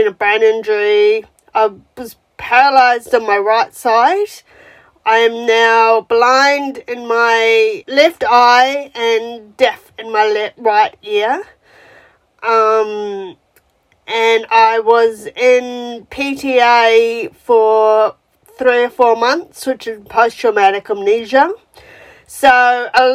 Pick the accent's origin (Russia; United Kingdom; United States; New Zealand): New Zealand; moved away as an adult; now in Melbourne, Australia; I'm from New Zealand originally, and I've lived in Australia since 2009